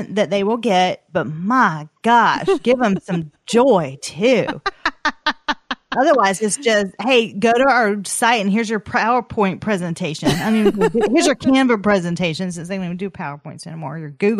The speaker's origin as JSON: {"language": "English", "region": "the South", "country": "United States", "said": "Atler, listen, we're from the South. It comes out."}